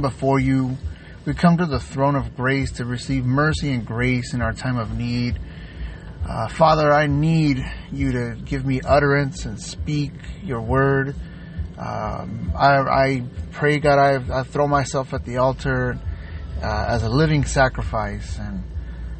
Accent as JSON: {"language": "English", "town": "San Diego", "region": "California", "country": "United States", "moved": "as an adult", "said": "I'm originally from San Diego, California"}